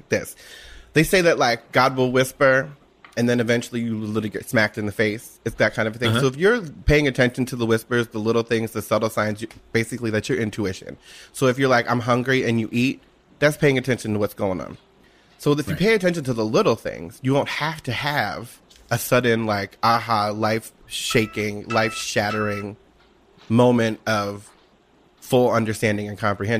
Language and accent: English; Washington Township, New Jersey, United States; A little place called Washington Township in New Jersey, in South Jersey